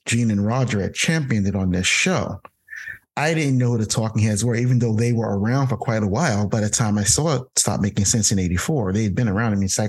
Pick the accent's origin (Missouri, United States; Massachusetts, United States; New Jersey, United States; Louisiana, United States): New Jersey, United States; Jersey City; I grew up in Jersey City, New Jersey, which is where I currently am right now. I left Jersey City and vowed never to return, and I came back.